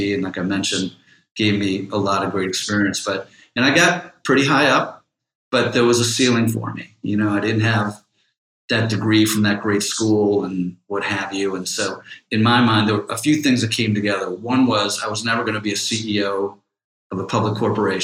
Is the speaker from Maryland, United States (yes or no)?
no; Cleveland Heights, Ohio, United States; I'm from Cleveland, Heights, from the East Side